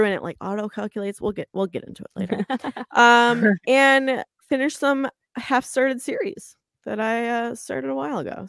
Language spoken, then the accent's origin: English; United States; I'm American